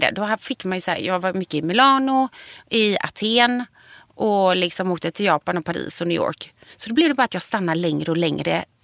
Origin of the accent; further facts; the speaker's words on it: Gothenburg, Västra Götaland, Sweden; moved away as an adult; also born or lived in Mölnlycke; jag är från början Långedra. Ja. Och sen flyttade vi liksom, har vi bott inne i stan.